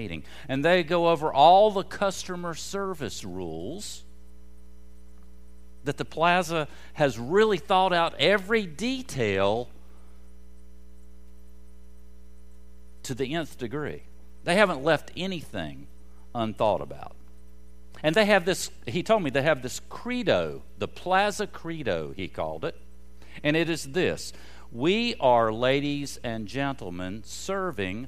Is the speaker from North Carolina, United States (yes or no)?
yes; North Carolina, United States; I was from North Carolina